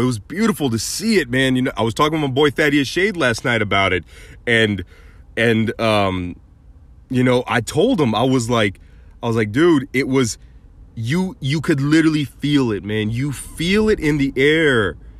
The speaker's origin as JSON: {"language": "English", "town": "Mesa", "region": "Arizona", "country": "United States", "tie": "born or raised there", "said": "Mesa, Arizona, they were in my hometown"}